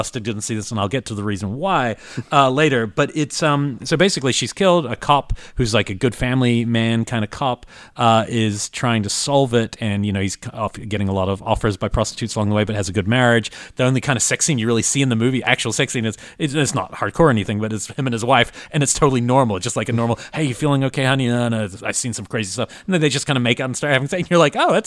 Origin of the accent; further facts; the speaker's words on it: New Zealand; moved away as an adult; I'm coming from New Zealand